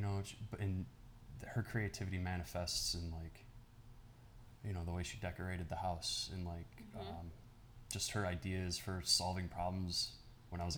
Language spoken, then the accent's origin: English; Belleville, Michigan, United States; also born or lived in Grand Rapids, Michigan; I grew up in Belleville, Michigan